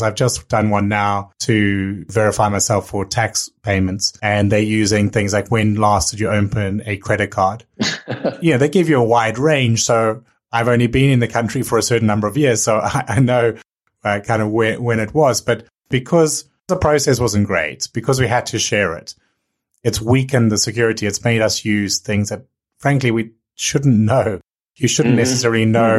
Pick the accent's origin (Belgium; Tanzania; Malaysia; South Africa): South Africa; also born or lived in Denmark / Hong Kong; now in United Kingdom; Yeah, I'm from South Africa. I lived in Denmark for a bit, in Hong Kong for a bit, now in the UK.